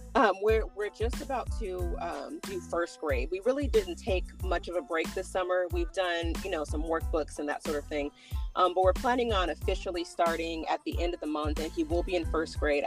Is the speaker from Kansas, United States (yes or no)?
no; California, United States; moved away; also born or lived in Texas; we, we grew up in California